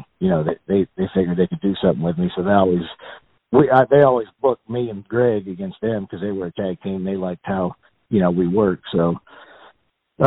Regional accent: Alliance, Ohio, United States; where we grew up in Alliance, Ohio

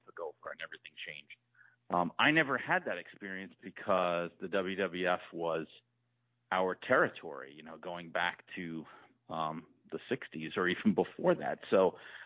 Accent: Northeast, United States; I grew up in the Northeast

